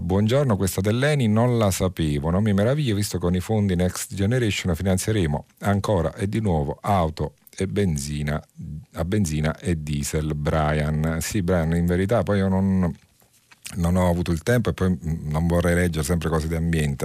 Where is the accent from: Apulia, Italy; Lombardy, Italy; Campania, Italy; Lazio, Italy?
Campania, Italy; Naples; lo dico da napoletana